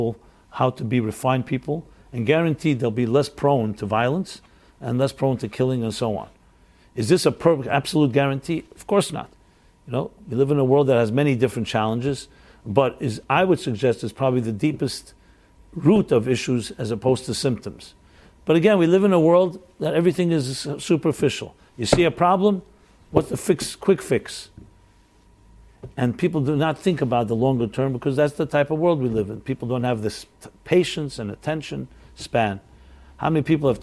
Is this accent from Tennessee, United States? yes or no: no; New York City, New York, United States; I'm a New Yorker